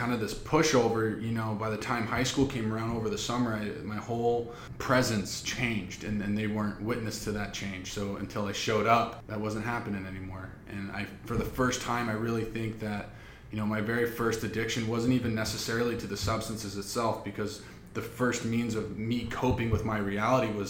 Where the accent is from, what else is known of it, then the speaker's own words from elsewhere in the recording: Seattle, Washington, United States; moved away; originally I was born and raised in the Seattle, Washington area